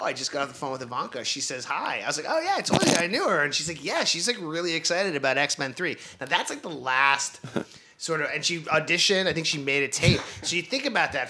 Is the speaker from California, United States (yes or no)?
no; New York City, New York, United States; growing up on the Upper East Side